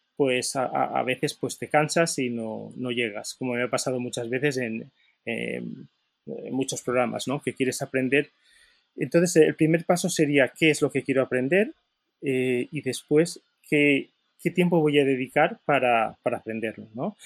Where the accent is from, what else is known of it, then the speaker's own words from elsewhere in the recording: Valencia, Valencian Community, Spain; soy de Valencia